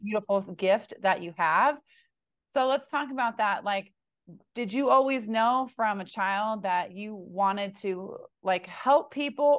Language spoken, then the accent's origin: English; California, United States; I'm from California, too